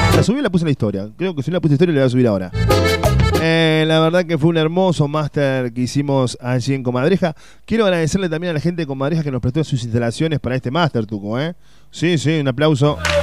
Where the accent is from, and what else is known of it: Uruguay; now in Córdoba, Argentina